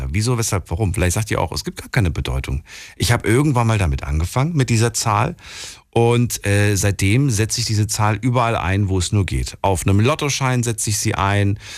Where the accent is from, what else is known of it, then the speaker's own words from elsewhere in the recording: Lohmar, North Rhine-Westphalia, Germany; Ich komme aus Birk.